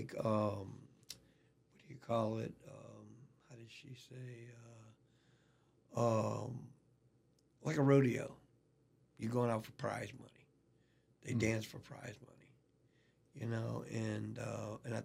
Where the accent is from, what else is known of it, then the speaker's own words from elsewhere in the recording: Louisiana, United States; I'm from Louisiana.